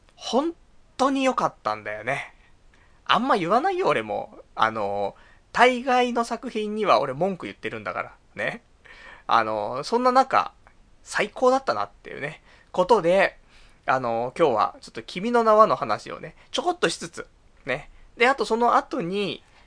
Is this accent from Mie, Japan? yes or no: no; Saitama, Japan; now in Tokyo, Japan; 地元が埼玉だからね